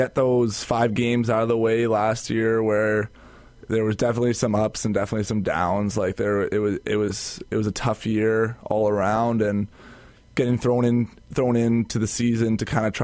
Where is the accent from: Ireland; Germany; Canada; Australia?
Canada; Calgary, Alberta; moved away as an adult; now in Winnipeg, Canada; I'm from Calgary